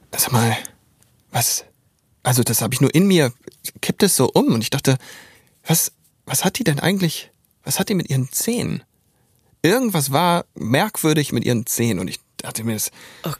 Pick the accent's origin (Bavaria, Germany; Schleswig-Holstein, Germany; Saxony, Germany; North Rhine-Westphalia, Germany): Schleswig-Holstein, Germany; Neumünster; Ich komme aus Neumünster.